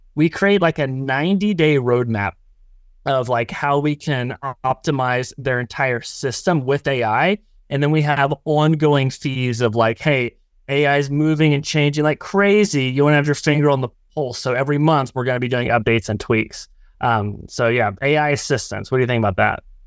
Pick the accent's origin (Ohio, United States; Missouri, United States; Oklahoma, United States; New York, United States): Oklahoma, United States; I'm from Oklahoma